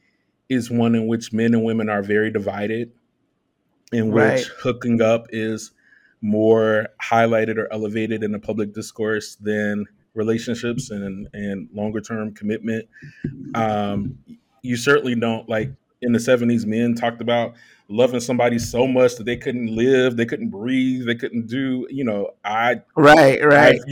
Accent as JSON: {"language": "English", "town": "Chicago", "region": "Illinois", "country": "United States", "said": "I'm from the south side of Chicago"}